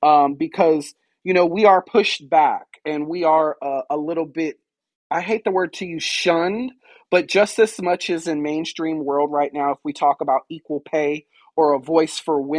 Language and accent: English; Fayetteville, North Carolina, United States; now in Wilmington, United States; I answer to that name professionally and legally. I'm originally from Fayetteville, North Carolina. I now reside in Wilmington, North Carolina.